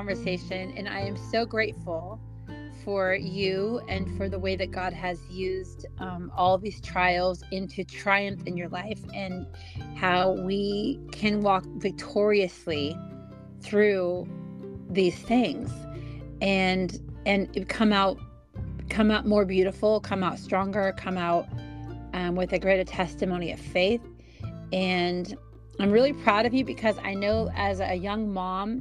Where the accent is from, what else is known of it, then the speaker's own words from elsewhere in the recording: California, United States; moved away; if I were to drive from my hometown down to like Los Angeles, because California is so long